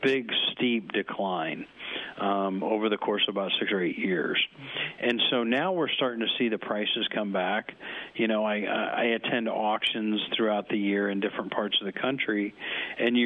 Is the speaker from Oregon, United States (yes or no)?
no; Nebraska, United States; I'm from Nebraska